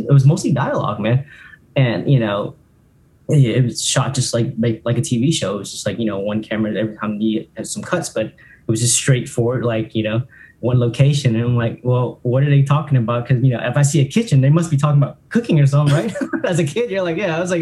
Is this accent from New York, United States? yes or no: no; Alabama, United States; also born or lived in Orlando; growing up in Alabama